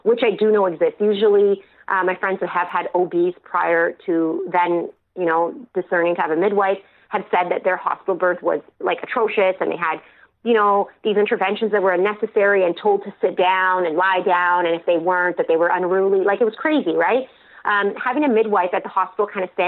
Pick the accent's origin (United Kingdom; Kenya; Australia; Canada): Canada; Ontario; I'm from Ontario